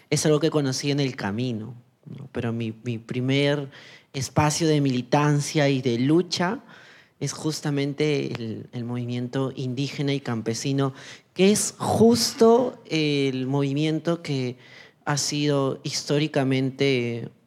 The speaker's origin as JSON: {"language": "Spanish", "region": "Ica", "country": "Peru", "tie": "born or raised there", "also_born_or_lived": "Ayacucho", "lives_now": "Lima, Peru", "said": "yo soy una joven trans afroandina de la zona sur de, Perú. Nací en, en Ayacucho, crecí en Ica y hace muy poco tiempo estoy en Lima."}